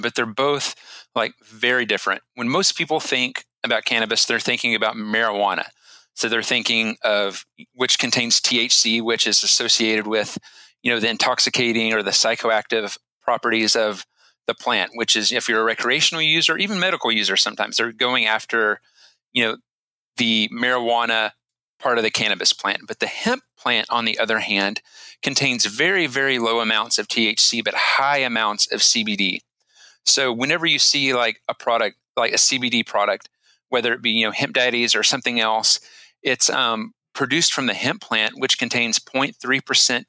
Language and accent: English; Denton, Texas, United States; now in Austin, United States; I grew up in Denton, Texas, and I currently live in Austin, Texas